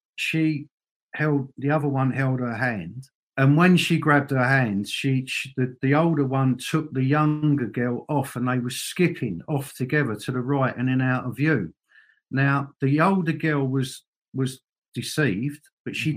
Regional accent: London, United Kingdom; moved away as an adult; now in Northern Ireland, United Kingdom; I remember growing up in in you know obviously in London

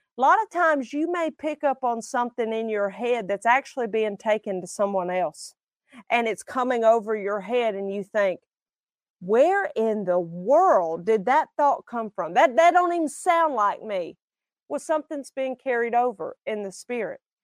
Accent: Alabama, United States; I'm from Alabama

